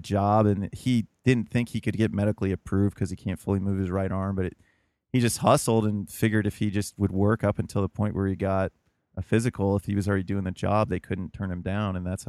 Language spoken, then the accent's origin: English; Kentucky, United States; Like I came up from Kentucky. I was in Kentucky this weekend with my grandfather